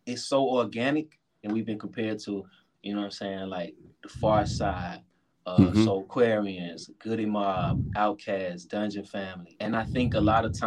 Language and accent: English; Atlanta, Georgia, United States; where I'm from, man. West End, Zone 4, Zone 1.